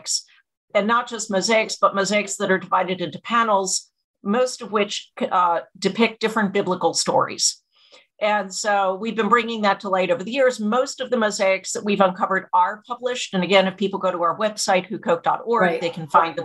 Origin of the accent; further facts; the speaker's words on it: Miami, Florida, United States; also born or lived in Madison; now in North Carolina, United States; I grew up in Miami